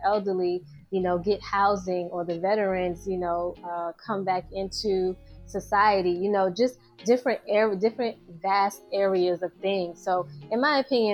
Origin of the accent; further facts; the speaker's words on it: New York City, New York, United States; I grew up in New York City and I am a New York City girl